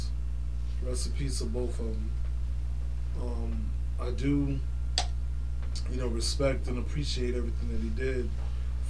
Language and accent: English; Florida, United States; I'm from Florida